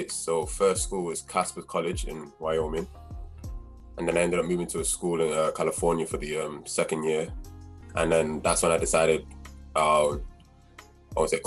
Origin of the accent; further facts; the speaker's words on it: Manchester, North West England, United Kingdom; moved away as an adult; I'm Nigerian at heart. And yeah, so from Manchester, I actually started out at Manchester Magics when I was 13.